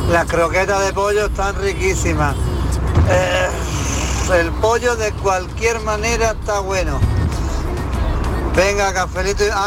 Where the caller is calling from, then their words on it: Granada, Andalusia, Spain; Hola, buenas tardes … de Granada.